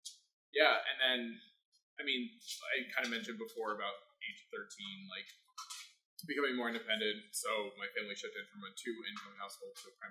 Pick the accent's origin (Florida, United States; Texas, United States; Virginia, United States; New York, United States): New York, United States; Dutchess County; So, I grew up in Dutchess County. An hour north of New York City.